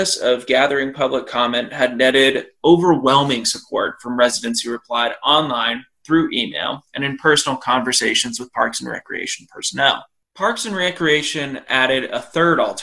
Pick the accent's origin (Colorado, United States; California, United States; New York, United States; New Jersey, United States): Colorado, United States; also born or lived in Montana; now in Idaho, United States; I lived in Montana for just about 2.5 years. I grew up in Colorado. I live in Idaho now